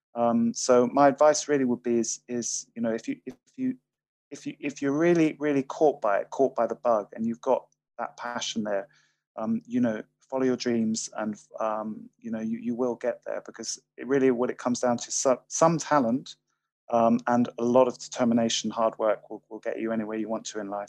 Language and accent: English; Highlands of Scotland, United Kingdom; I'm from from Highlands of Scotland. We're used to very changeable weather up here